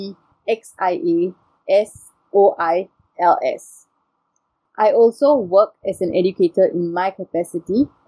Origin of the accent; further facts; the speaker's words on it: Singapore; I'm Singaporean by nationality and Indian by race and ethnicity.